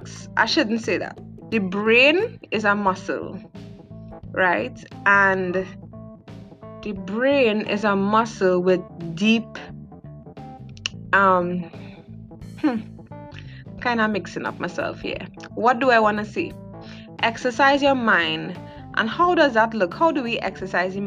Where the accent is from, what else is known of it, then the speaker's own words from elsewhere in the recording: South Trinidad, Trinidad & Tobago; I am from South Trinidad